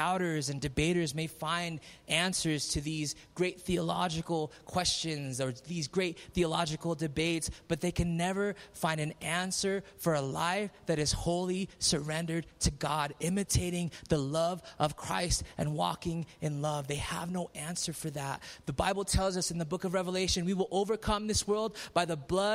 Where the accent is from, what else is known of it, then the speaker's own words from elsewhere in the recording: Philippines; I'm Filipino